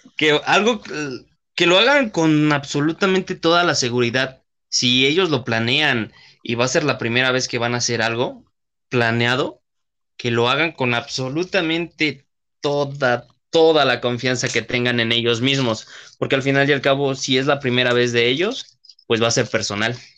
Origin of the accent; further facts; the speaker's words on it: Mexico; mexicanos que somos